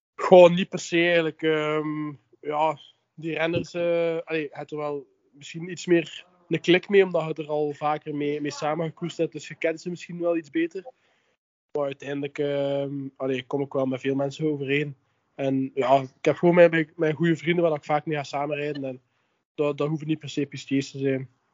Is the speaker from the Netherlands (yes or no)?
no; Ghent, Flanders, Belgium; ben ik afkomstig uit Gent.